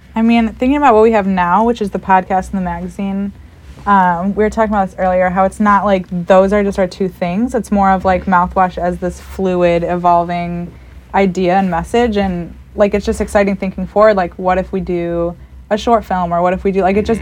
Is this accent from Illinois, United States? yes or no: yes; Elgin, Illinois, United States; now in Chicago, United States; I am from Elgin, Illinois, which is a little suburb outside of Chicago